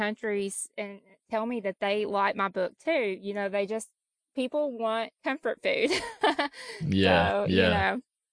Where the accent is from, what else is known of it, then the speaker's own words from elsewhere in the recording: Kentucky, United States; now in Tennessee, United States; I was raised in Kentucky and I've lived in Tennessee for the last 20 years